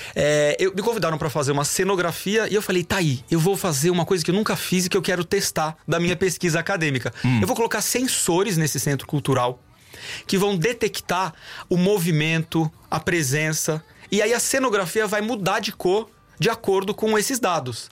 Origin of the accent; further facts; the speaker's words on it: Sorocaba, São Paulo, Brazil; eu não sou brasileiro apenas